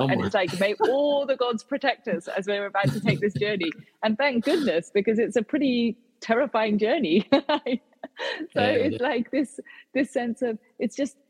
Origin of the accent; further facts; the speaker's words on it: United Kingdom; So for example, my own country, as in I'm third generation British, but I'm of Indian heritage.